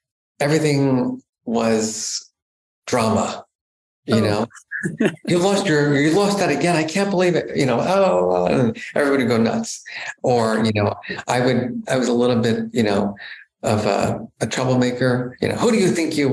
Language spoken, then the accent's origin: English; New Jersey, United States; I grew up in New Jersey, a very kind of middle-class neighborhood